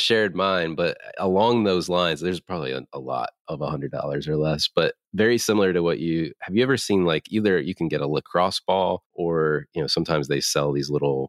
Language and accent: English; North Carolina, United States; I grew up in North Carolina